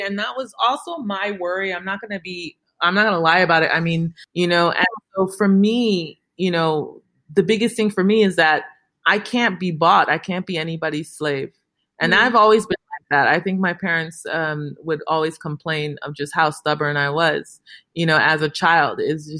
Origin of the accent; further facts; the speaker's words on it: Chicago, Illinois, United States; growing up in Chicago in the suburbs